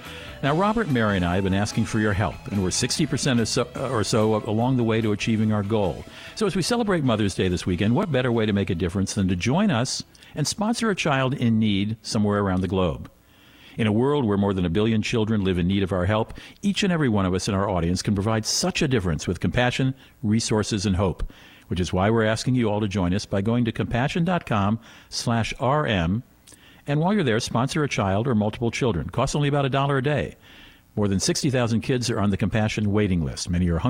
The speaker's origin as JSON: {"language": "English", "country": "Germany", "tie": "born or raised there", "said": "I grew up in Germany."}